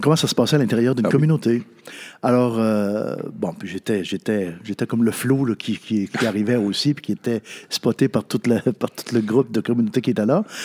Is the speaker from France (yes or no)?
no; Natashquan, Quebec, Canada; moved away; also born or lived in Ottawa; je venais de Natashquan